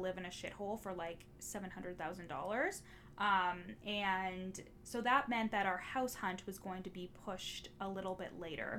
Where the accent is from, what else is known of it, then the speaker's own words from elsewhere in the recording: Orillia, Ontario, Canada; the police that are in my hometown. It's the Ontario Provincial Police, and the headquarters is actually here in Orillia